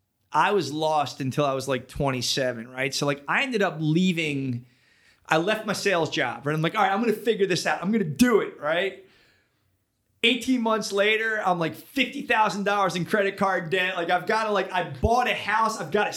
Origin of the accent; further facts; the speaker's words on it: Philadelphia, Pennsylvania, United States; Born and raised Philadelphia, like that's kind of where, you know, where I come from.